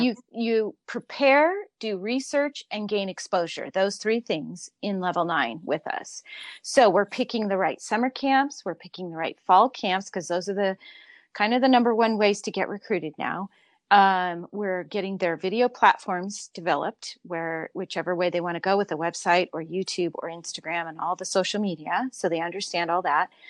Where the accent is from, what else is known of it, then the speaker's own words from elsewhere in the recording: Southern California, United States; I grew up in Southern California